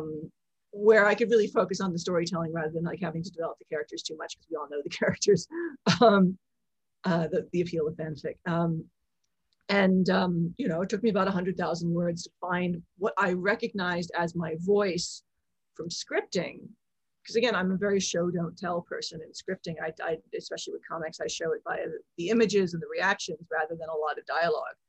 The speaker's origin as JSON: {"language": "English", "town": "Philadelphia", "region": "Pennsylvania", "country": "United States", "tie": "born or raised there", "also_born_or_lived": "Hong Kong / London", "moved": "as an adult", "said": "I grew up mostly outside Philadelphia"}